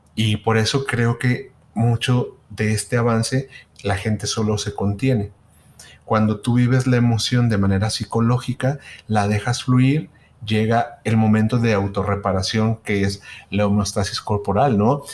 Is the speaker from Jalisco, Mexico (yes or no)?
yes; Guadalajara, Jalisco, Mexico; somos de Guadalajara